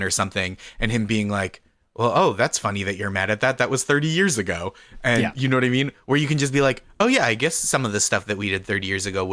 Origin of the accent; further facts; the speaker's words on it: United States; as an American